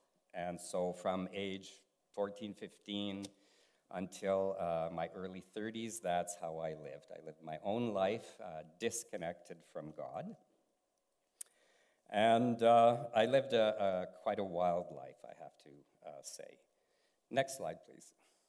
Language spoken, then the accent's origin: English; Germany; born there; And I was born in Germany because my dad was in the military, so I'm their little German in the house.